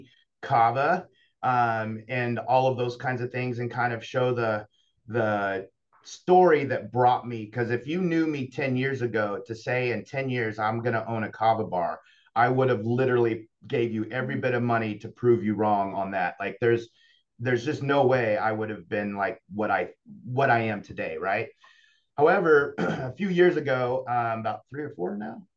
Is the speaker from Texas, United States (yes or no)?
yes; Round Rock, Texas, United States; moved away as an adult; also born or lived in Miami / Chicago; now in Coeur d'Alene, United States; I was born in Round Rock, which is just outside of Austin.